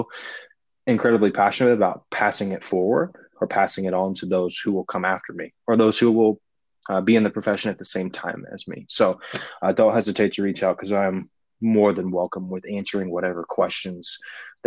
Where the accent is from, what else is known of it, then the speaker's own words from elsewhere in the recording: Indiana, United States; I grew up in Indiana